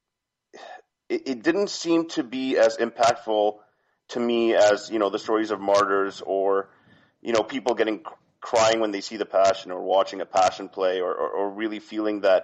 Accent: Canada; I grew up in Canada

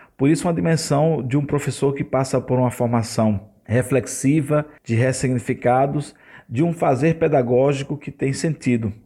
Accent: Surubim, Pernambuco, Brazil; now in Rio de Janeiro, Brazil; Eu sou pernambucano da cidade de Surubim.

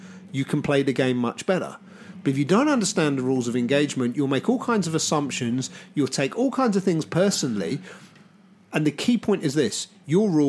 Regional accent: Southampton, South East England, United Kingdom; I grew up in Southampton, and there's a lot of bridges in Southampton that go over the river

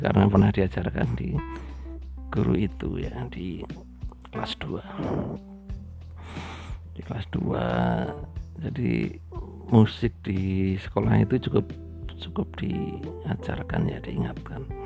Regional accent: Purworejo, Central Java, Indonesia; saya dari Bayan ya, dari Bayan

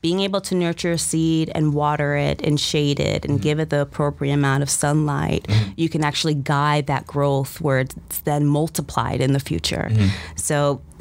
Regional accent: Stamford, Connecticut, United States; English is a second language; also born or lived in Berlin, Germany; we immigrated to the States in the 90s, Stamford, Connecticut

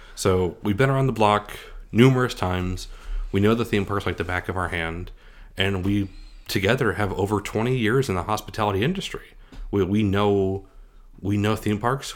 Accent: Scranton, Pennsylvania, United States; moved away; I'm originally from Scranton, Pennsylvania

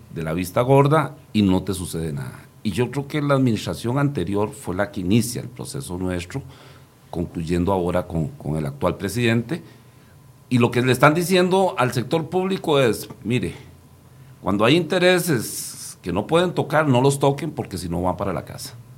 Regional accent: Costa Rica; yo aquí ya hablo como costarricense

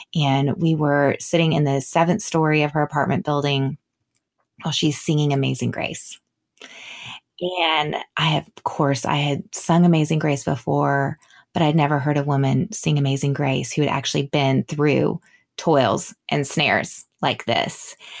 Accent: San Antonio, Texas, United States; I grew up in San Antonio

